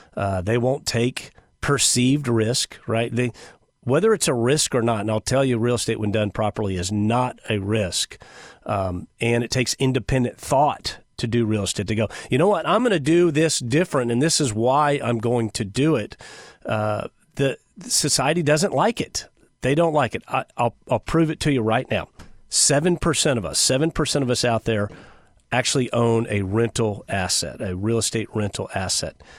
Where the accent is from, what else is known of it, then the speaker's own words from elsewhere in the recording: United States; Americans by nature, we are obedient people.